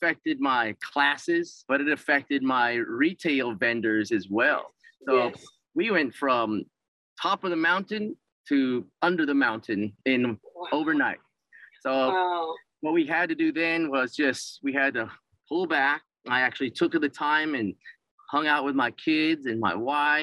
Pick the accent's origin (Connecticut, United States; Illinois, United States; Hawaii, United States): Hawaii, United States; Mililani; in my hometown in Mililani